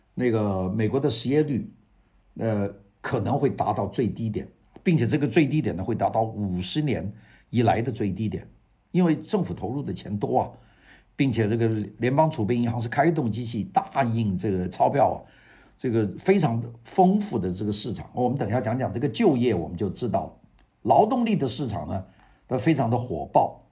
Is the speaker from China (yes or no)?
yes; China; now in Los Angeles, United States; 我们中国人